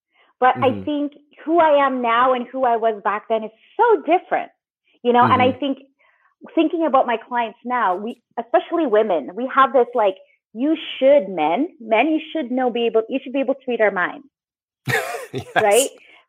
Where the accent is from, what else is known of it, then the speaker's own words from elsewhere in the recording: Philippines; being Filipino, there's a lot of pressure to get married early.